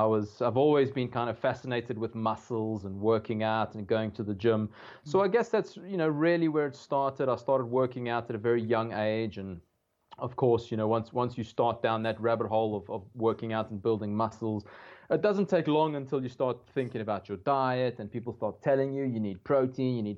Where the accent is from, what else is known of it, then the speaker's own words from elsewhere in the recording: South Africa; growing up in South Africa, first of all, you eat meat from, you know, from day one, pretty much.